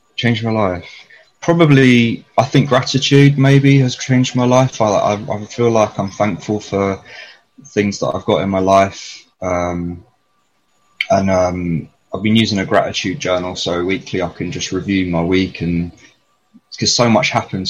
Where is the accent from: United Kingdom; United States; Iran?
United Kingdom; London; I was raised in East Finchley in North London